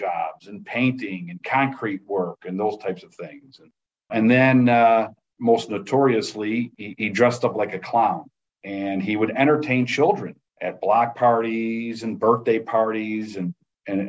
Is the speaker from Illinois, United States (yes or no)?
yes; Chicago, Illinois, United States; I was born and raised in Chicago